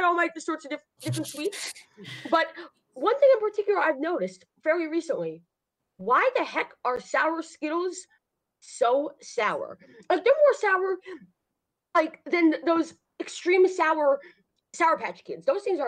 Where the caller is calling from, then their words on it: New York, United States; I am calling from New York.